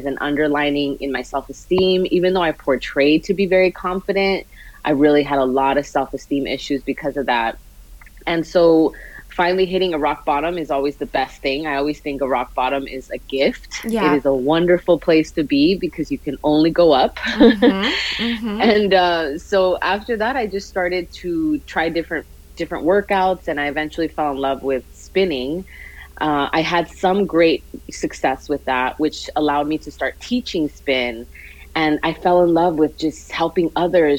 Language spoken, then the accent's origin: English; Los Angeles, California, United States; I am from Los Angeles. I was born and raised here in California